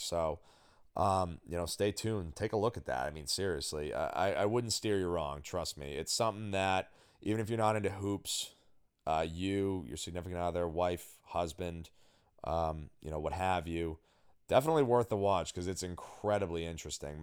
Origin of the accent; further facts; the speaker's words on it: Newmarket, New Hampshire, United States; my hometown of, of scenic happening, booming metropolis, New Market, New Hampshire, of which I've mentioned I am a longtime townie